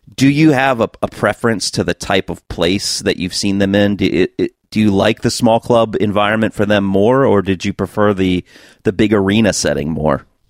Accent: United States; being an American

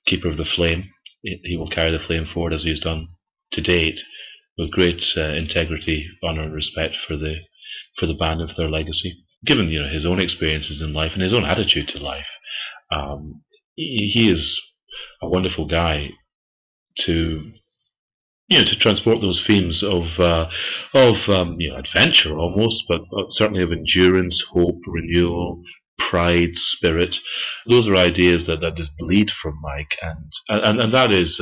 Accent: Dunfermline, Scotland, United Kingdom; my hometown, Dunfermline

